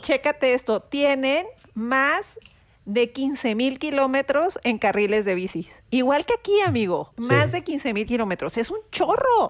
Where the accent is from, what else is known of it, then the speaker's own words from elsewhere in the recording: Mexico; somos mexicanos